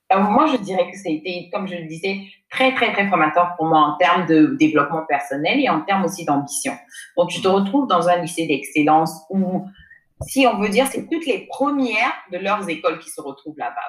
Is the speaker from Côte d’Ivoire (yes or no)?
yes; Côte d’Ivoire; also born or lived in United States; j'ai grandi en Côte d'Ivoire. Je suis j'ai grandi ici